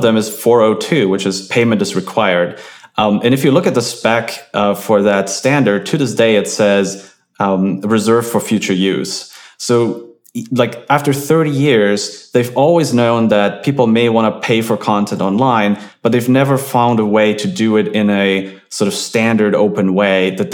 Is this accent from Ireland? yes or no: no; Germany; moved away; I'm from Germany, we had BTX